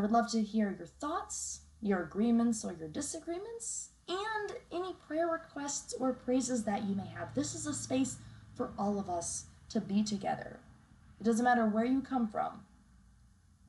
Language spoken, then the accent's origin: English; Texas, United States; Texas, the state that I call my home state